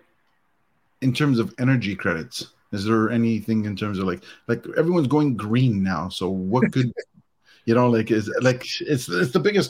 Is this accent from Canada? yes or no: yes; Canada; I'm Canadian